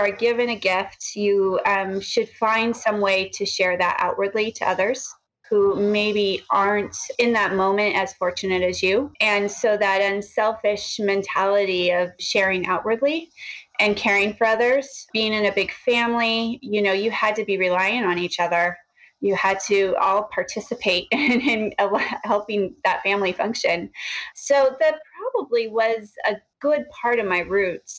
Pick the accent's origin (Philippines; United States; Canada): United States; Oregon; now in Seattle, United States; I was raised in Oregon